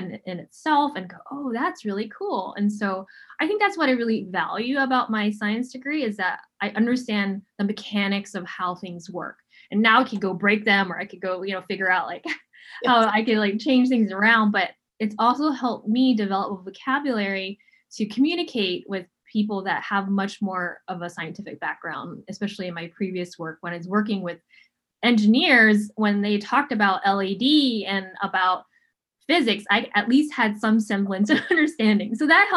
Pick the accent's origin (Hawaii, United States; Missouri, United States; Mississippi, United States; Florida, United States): Hawaii, United States; Honolulu; I grew up in the really tough place of Honolulu, Hawaii.